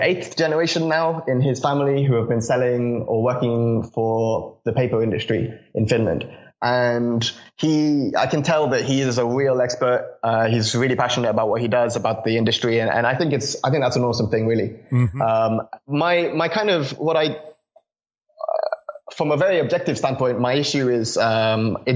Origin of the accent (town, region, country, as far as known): Reading, South East England, United Kingdom; born or raised there; also born or lived in Connecticut, United States